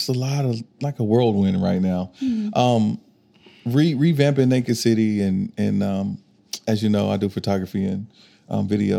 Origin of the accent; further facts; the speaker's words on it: Arkansas, United States; moved away as an adult; now in Oklahoma City, United States; I'm from Arkansas, but I've been here for 5 years, going on six now